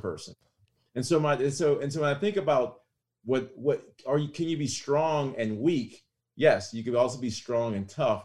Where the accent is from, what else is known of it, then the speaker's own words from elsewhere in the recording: Lafayette, Louisiana, United States; a simple, um, average family here in Lafayette, Louisiana